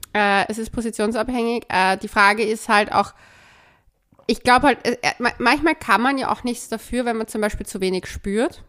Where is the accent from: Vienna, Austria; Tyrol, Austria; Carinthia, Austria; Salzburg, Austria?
Vienna, Austria; als Wienerin